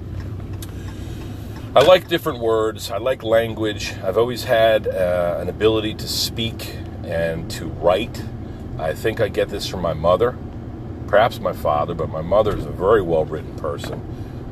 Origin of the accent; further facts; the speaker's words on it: Pine Barrens, New Jersey, United States; I grew up in the Pine Barrens and did little boy stuff